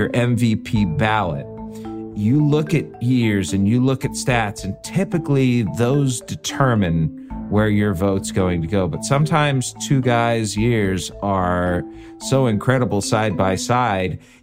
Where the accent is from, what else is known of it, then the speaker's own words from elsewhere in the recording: Midwest, United States; I'm a Midwesterner.